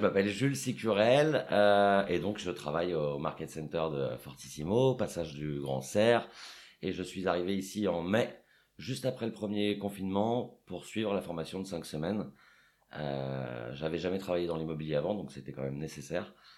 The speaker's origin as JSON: {"language": "French", "town": "Paris", "region": "Île-de-France", "country": "France", "tie": "born or raised there", "said": "j'ai grandi à Paris"}